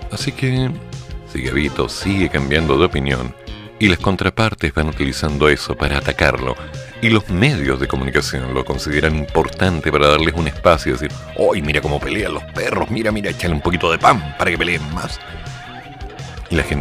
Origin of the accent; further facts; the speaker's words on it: Chiloé, Los Lagos, Chile; born there; Oye, yo nací en Chiloé, tú un poquito más allá, muy bien.